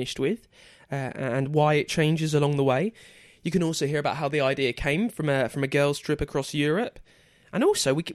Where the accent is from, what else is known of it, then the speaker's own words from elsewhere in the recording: United Kingdom; I'm British